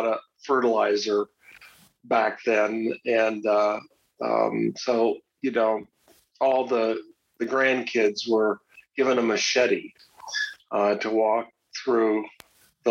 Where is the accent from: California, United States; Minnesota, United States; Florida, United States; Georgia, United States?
Minnesota, United States; Mankato; also born or lived in northeast Nebraska; now in Roslyn, United States; I grew up in Mankato, Minnesota, in south central Minnesota